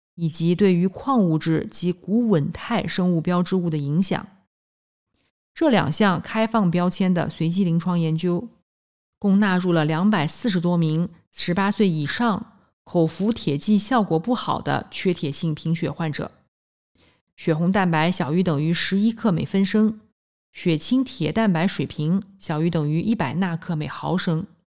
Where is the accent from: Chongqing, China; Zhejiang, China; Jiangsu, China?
Jiangsu, China; Nanjing; 我来自南京，读完博士，在三甲医院的心脏科干了七年